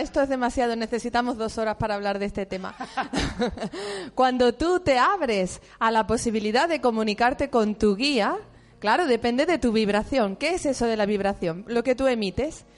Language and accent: Spanish; Seville, Andalusia, Spain; moved away; also born or lived in Catalonia; Y yo soy de Sevilla